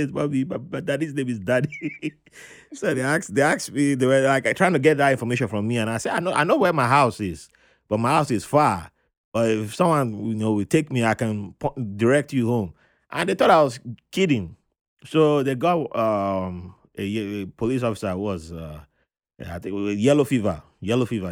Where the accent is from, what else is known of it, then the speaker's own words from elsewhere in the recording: Nigeria; moved away as an adult; also born or lived in Jos, Nigeria / Benin City, Nigeria; now in New York City, United States; I was born in Jos. It was cold.